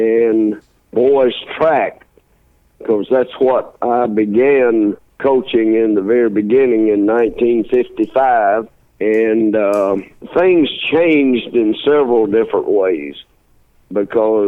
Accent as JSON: {"language": "English", "region": "the South", "country": "United States", "tie": "born or raised there", "said": "growing up in the South"}